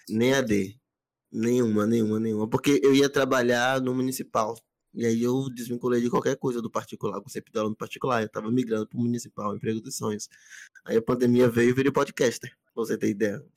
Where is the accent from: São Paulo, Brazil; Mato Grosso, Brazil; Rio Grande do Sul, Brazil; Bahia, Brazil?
Bahia, Brazil; Camaçari; eu saí de Camaçari, minha cidade, que é a região metropolitana.